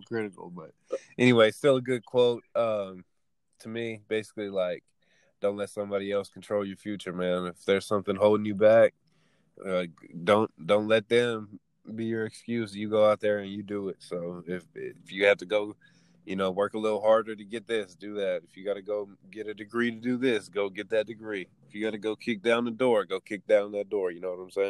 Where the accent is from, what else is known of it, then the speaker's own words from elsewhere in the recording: Texas, United States; I'm from Texas